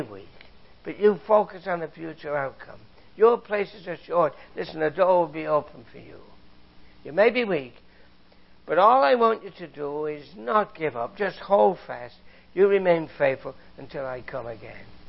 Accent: England, United Kingdom; moved away; I grew up in England, you know, I was a boy in the Second World War

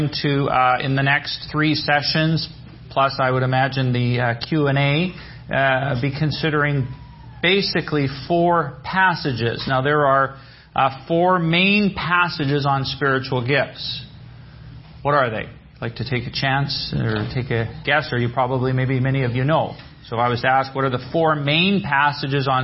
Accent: British Columbia, Canada; We're from British Columbia. It's Western Canada.

